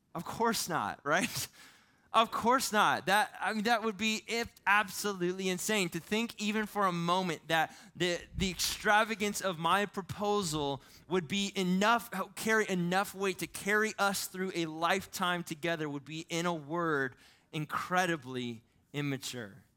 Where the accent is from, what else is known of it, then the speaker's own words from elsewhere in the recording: Ohio, United States; moved away; I'm from Ohio